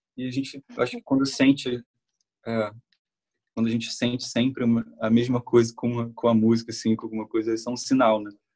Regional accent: Nova Iguaçu, Rio de Janeiro, Brazil; A gente é, a gente é de Nova Iguaçu, Uhum. É, e é, é, Baixada lá, é Baixada Fluminense aqui no Rio

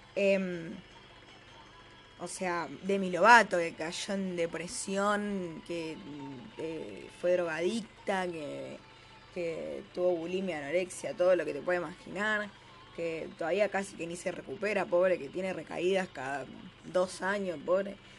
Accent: Greater Buenos Aires, Argentina; la persona que vive en el conurbano, ¿entendés? Tipo, eh, como, qué sé yo, nosotros

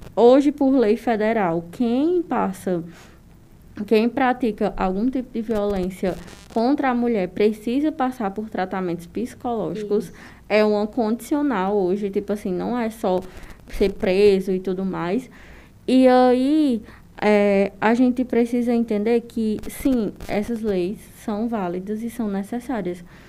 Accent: Northeastern sertão, Northeast Region, Brazil; estamos no interior do sertão nordestino onde o machismo é mais é estrutural

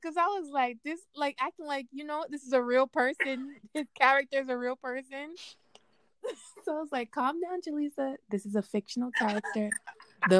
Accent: Yonkers, New York, United States; I'm from Yonkers.

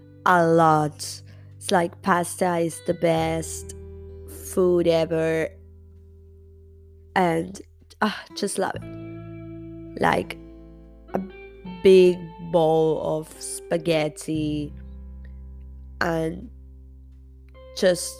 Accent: Argentina; first language Spanish; English is a second language; I'm from Argentina. So yeah, English not my first language. Spanish is.

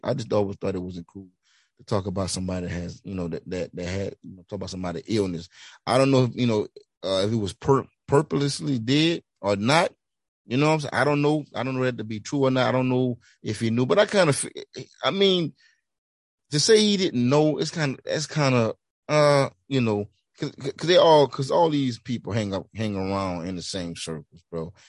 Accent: Louisiana, United States; I'm from Louisiana

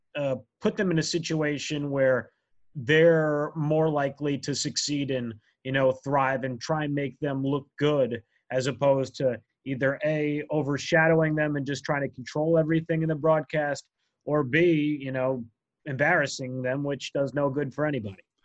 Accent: New Jersey, United States; a teenager, uh, growing up in New Jersey

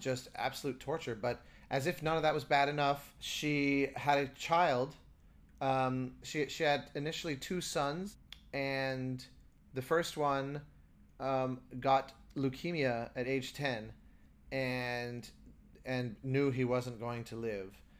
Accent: United States; as an American

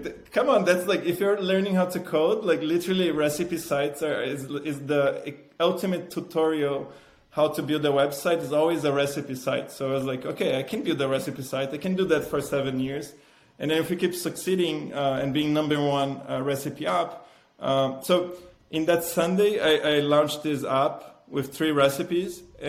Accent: Italy; I'm passionate about food. I came from Italy.

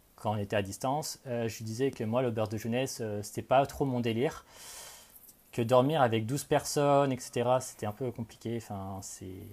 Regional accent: Cognac, Nouvelle-Aquitaine, France; moved away as an adult; also born or lived in Paris / Canada / England; now in Melbourne, Australia; je viens de Cognac en Charente

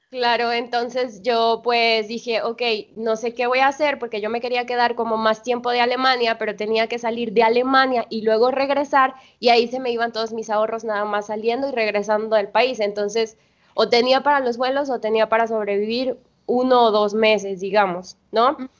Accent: Veracruz, Mexico; moved away as an adult; now in Colombia; Soy jarocha

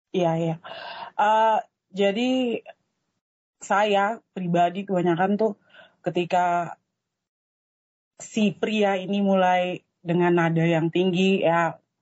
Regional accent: Papua, Indonesia; kami Papua ada kuota Papua untuk Petrosi kami di Timika

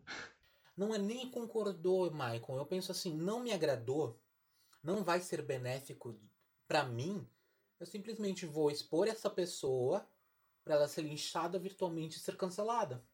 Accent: Brazil

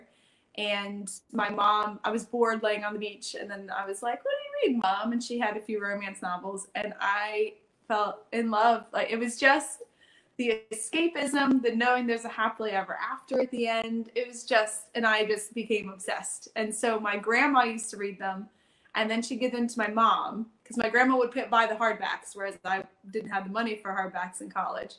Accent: Oakland, Maryland, United States; moved away as an adult; also born or lived in Nashville, Tennessee; now in County Tipperary, Ireland; back in Maryland where I'm from

